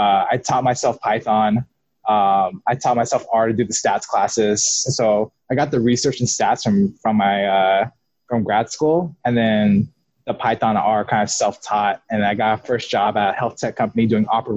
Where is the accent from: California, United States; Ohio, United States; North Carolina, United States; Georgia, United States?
California, United States; Sacramento; also born or lived in Elk Grove, California; now in Bay Area, United States; I'm from California, Sacramento.